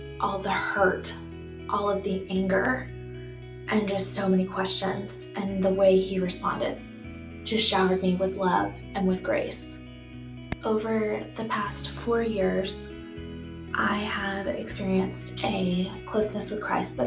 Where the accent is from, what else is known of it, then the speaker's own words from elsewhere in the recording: Austin, Texas, United States; I am a native Austinite. I grew up in Northwest Austin